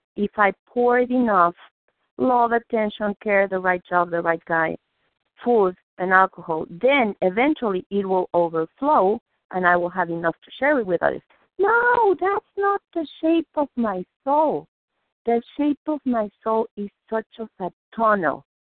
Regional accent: Mexico City, Mexico; English is a second language; now in Massachusetts, United States; I was born, I'm Jewish, I was born in Mexico City

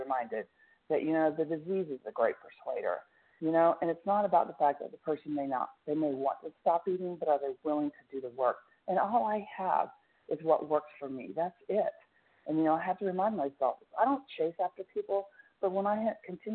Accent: Tulsa, Oklahoma, United States; Tulsa, Oklahoma.

